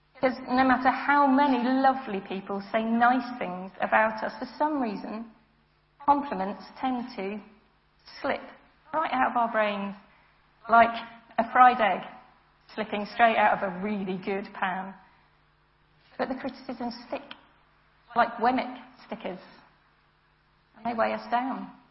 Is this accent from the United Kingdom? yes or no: yes; United Kingdom; I'm British.